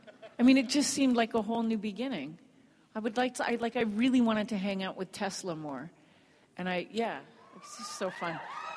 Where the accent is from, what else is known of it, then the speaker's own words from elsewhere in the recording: England, United Kingdom; because I'm from England originally, and I go back every year, and I grew up in a very British household. So, but my natural accent is this.